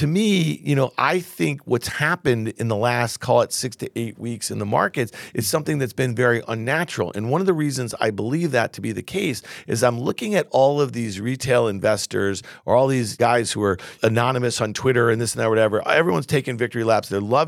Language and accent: English; Camillus, New York, United States; In Syracuse. That's my hometown.